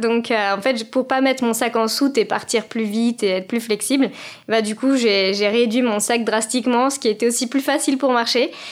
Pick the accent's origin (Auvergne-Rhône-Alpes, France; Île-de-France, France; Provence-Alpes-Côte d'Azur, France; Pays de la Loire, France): Île-de-France, France; Paris suburbs; j'ai grandi en banlieue parisienne